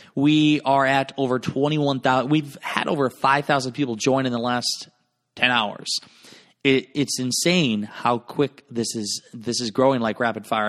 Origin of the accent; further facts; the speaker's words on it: Garnavillo, Iowa, United States; moved away; my hometown of Garnerville, Iowa.